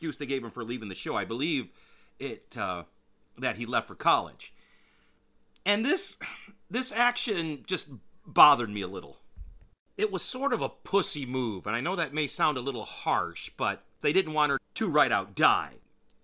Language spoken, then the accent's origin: English; Michigan, United States; moved away; I grew up near there.